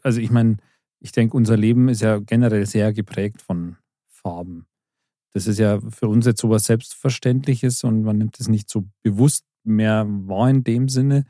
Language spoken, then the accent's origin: German; Bavaria, Germany; bei uns in Bayern